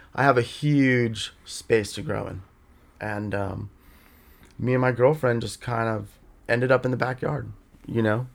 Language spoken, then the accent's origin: English; Los Angeles, California, United States; also born or lived in Escondido, California; I grew up in Studio City